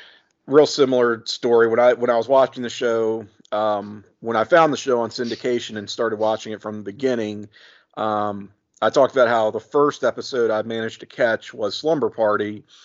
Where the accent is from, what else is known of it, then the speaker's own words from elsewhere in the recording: Virginia, United States; I grew up